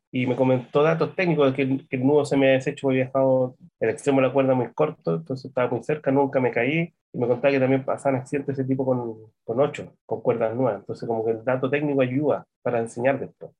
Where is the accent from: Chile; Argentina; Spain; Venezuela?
Chile